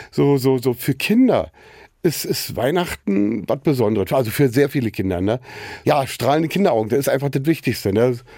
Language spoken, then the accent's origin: German; Losenrade, Saxony-Anhalt, Germany; moved away as an adult; also born or lived in Wittenberge, Brandenburg; Brandenburg-Sachsen-Anhalt, also Wittenberge geboren und in Losenrade ist in Sachsen-Anhalt. Da bin ich aufgewachsen. So und ja, bis zu meinem 26. Lebensjahr war ich dort gewesen.